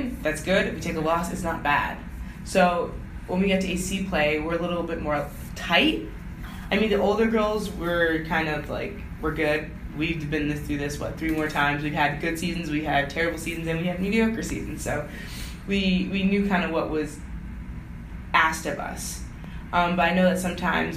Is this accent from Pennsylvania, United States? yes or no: no; Rochester, New York, United States; I'm from Rochester, so it's pretty much home here.